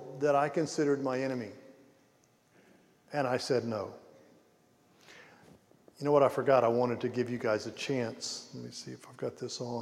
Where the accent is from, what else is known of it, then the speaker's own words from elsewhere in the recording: Pensacola, Florida, United States; also born or lived in Ukraine; I grew up in Pensacola, Florida